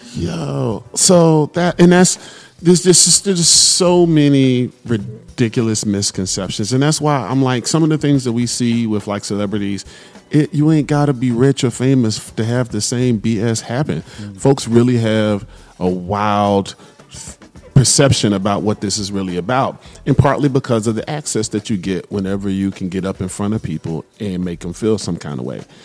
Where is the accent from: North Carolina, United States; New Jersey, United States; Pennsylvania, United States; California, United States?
North Carolina, United States; Raleigh; I'm from Raleigh.